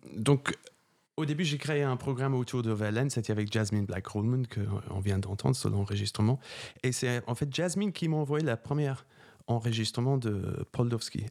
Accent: England, United Kingdom; French is a second language; moved away as an adult; also born or lived in Germany / Cologne, Germany / Italy; now in Paris, France; j'étais choriste dans, les... dans une cathédrale en Angleterre. C'est là où j'ai appris la musique. Euh... je commençais quand j'avais 8 ans.

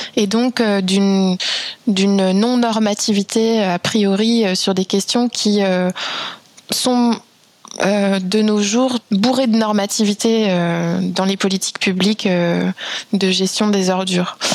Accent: France; also born or lived in Belgium / Vietnam; je suis française

